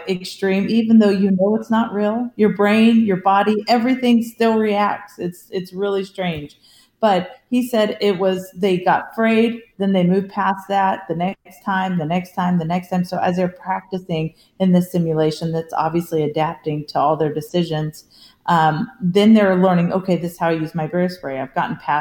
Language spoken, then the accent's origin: English; California, United States; I grew up in California